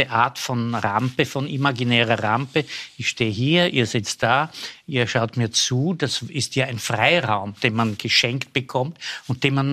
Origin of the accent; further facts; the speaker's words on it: Lower Austria, Austria; Ich bin in Niederösterreich aufgewachsen. Meine Eltern haben ein Ferienhaus gekauft in der Nähe von Baden, äh, zwischen Mödling